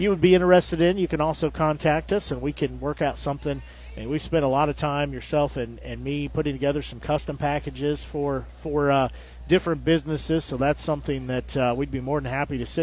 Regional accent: Nevada, United States; growing up in Nevada

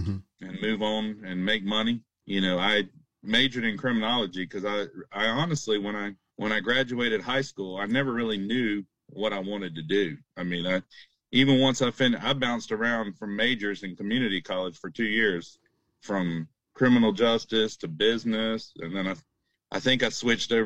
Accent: Ocala, Florida, United States; also born or lived in Tallahassee, Florida; I grew up in Ocala, Florida

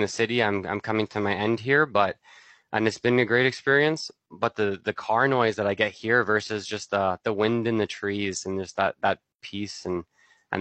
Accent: Altona, Manitoba, Canada; I'm from Altona, Manitoba, which is an hour south of Winnipeg, right at the border. So that's where I grew up

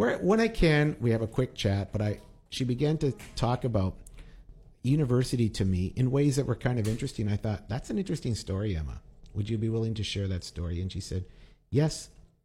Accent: Winnipeg, Manitoba, Canada; I'm from the neighborhood of Norwood, the Norwood Flats

